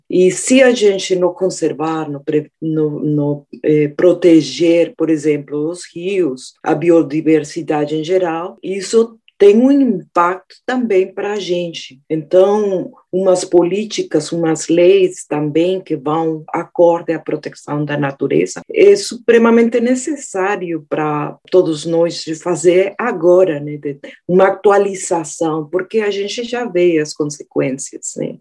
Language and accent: Portuguese; Colombia; moved away; eu nasci na Colômbia, perto do Rio Magdalena